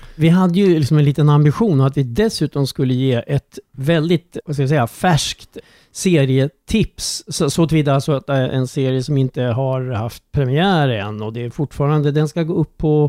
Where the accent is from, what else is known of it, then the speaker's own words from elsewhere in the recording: Strängnäs, Södermanland, Sweden; min barndom i Strängnäs